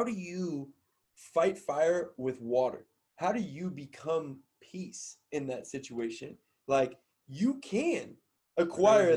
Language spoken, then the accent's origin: English; Cincinnati, Ohio, United States; moved away as an adult; Growing up in Cincinnati – it's funny because, like, my family is Pittsburgh people